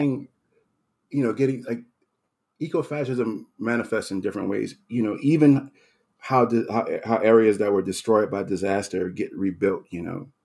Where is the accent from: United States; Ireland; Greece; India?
United States; New Orleans, Louisiana; moved away; I, I grew up in New Orleans. I was born there.